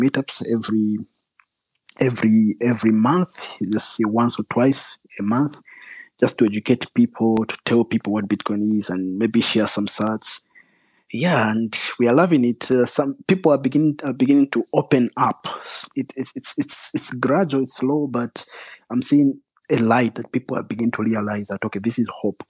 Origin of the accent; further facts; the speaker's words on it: Zambia; also born or lived in Russia; I was born and raised in Zambia